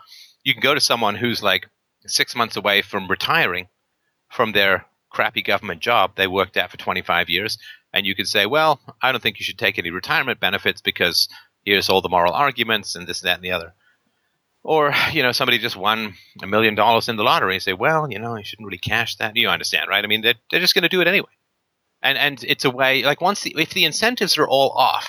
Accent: England, United Kingdom; also born or lived in Ireland; I was born in Ireland, but I grew up in England in the 70s.

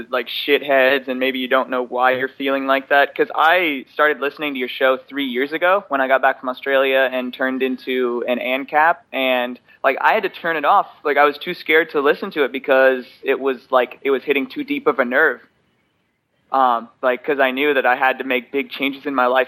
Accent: West Coast, United States; I grew up in the West Coast

